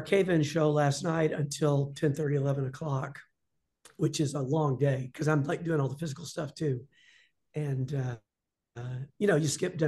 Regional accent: Atlanta, Georgia, United States; moved away as an adult; also born or lived in London; I'm from Atlanta

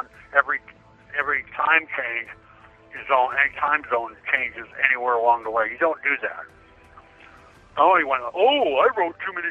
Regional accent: Washington, United States; I'm from Washington State.

